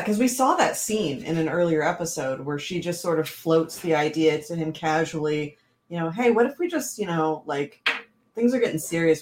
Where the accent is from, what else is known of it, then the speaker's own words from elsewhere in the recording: Washington, United States; I'm from Washington